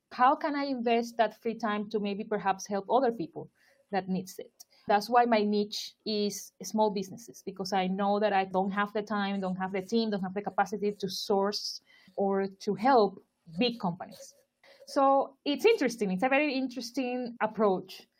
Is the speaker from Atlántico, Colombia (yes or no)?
yes; Barranquilla, Atlántico, Colombia; moved away as an adult; also born or lived in Turkey; now in London, United Kingdom; I am from Barranquilla, Colombia.